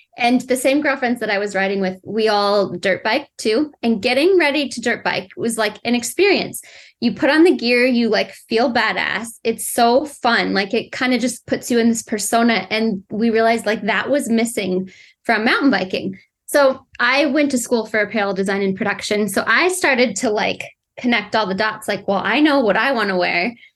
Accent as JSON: {"language": "English", "region": "Colorado", "country": "United States", "tie": "born or raised there", "said": "I grew up in Colorado"}